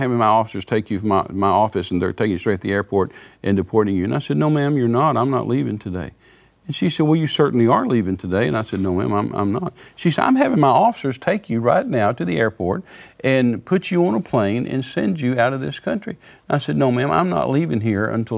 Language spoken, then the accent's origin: English; Texas, United States; I'm a Texan